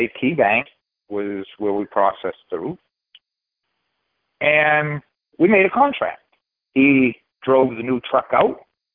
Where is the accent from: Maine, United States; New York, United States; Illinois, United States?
Maine, United States; we're from Maine, and we don't use R's